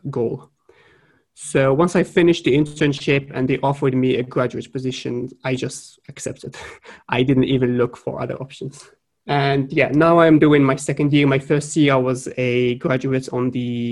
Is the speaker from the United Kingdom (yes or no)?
no; Morocco; moved away as an adult; also born or lived in France / Sweden; I am originally from Morocco. I have studied through high school and then 2 years of college.